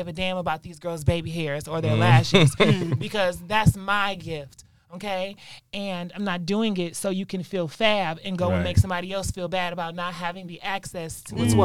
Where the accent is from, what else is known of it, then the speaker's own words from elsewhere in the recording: Michigan, United States; moved away; also born or lived in Detroit; So I was raised in Michigan with my mom's side of the family, close to our Native American reservation, which is up in Mount Pleasant, Michigan